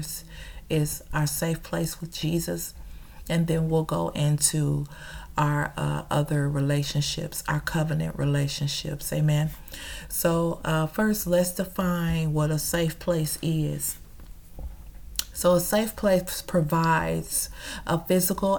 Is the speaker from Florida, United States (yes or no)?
no; Chicago, Illinois, United States; now in Dallas, United States; I'm originally from Chicago